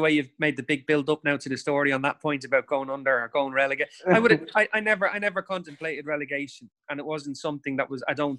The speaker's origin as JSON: {"language": "English", "town": "Dublin", "region": "Leinster", "country": "Ireland", "tie": "born or raised there", "said": "And that was growing up in Dublin."}